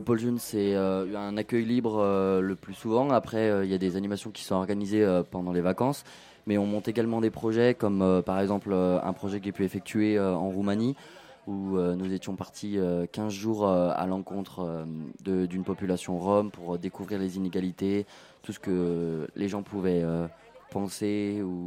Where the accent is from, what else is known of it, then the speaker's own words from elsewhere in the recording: Saint-Christo-en-Jarez, Auvergne-Rhône-Alpes, France; j'habite euh, depuis que je suis né à Saint-Christo